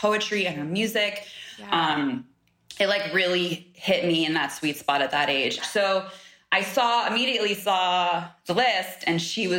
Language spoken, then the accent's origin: English; San Diego, California, United States; I grew up in San Diego